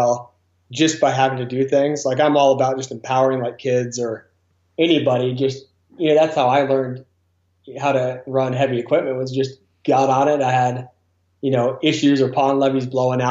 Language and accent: English; Grass Valley, California, United States; I grew up in Grass Valley, California.